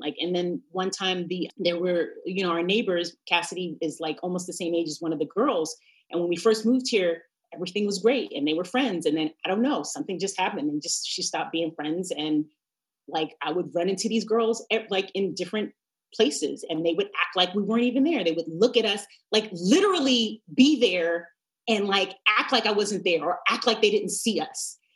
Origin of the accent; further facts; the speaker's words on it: New York, United States; moved away as an adult; also born or lived in Montclair, New Jersey; now in Los Angeles, United States; I'm from New York